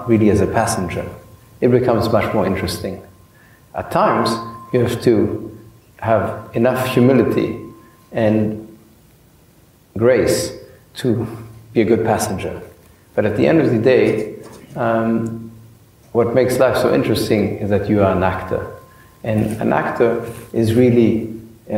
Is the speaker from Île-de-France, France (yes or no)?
yes; Paris, Île-de-France, France; I grew up in Paris